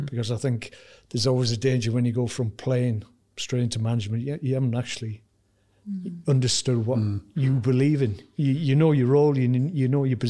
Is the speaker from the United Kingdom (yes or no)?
yes; Wales, United Kingdom; as a Welshman